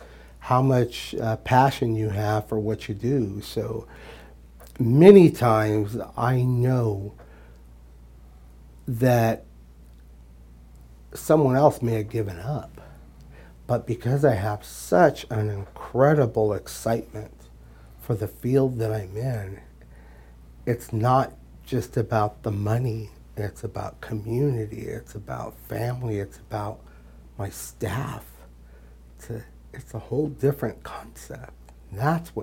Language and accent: English; Bakersfield, California, United States; I grew up in here in Bakersfield